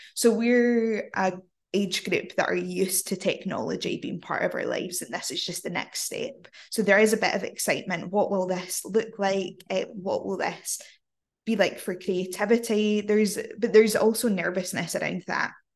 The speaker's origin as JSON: {"language": "English", "region": "Scotland", "country": "United Kingdom", "accent": "Glaswegian", "said": "I'm Scottish"}